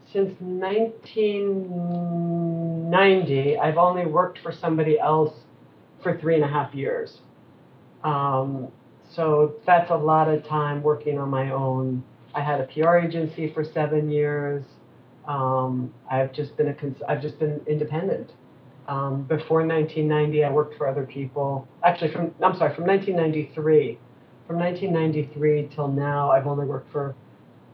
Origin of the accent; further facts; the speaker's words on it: New York City, New York, United States; I'm born and raised in New York City, and it's insane here